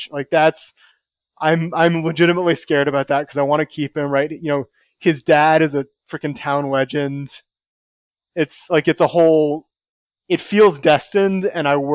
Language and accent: English; Oakland, California, United States; born there; So I was uh, I was born in Oakland